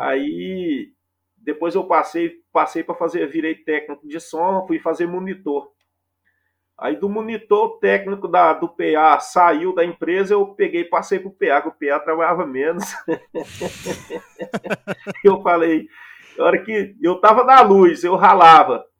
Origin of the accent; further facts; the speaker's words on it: Minaçu, Goiás, Brazil; also born or lived in Goiânia; sou goiano, né? Como se diz, goiano do pé rachado. sou de Minasu, Goiás, é o interior goiano.